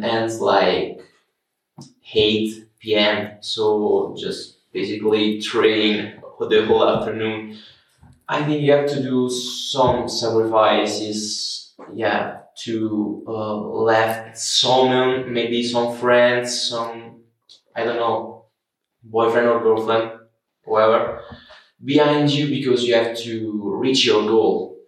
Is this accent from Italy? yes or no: yes; Italy